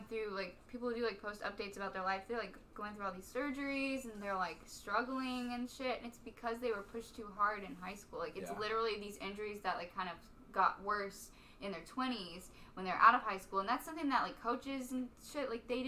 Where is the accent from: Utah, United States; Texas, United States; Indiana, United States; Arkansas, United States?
Texas, United States; Stephenville; Stephenville. Sorry, Stephenville.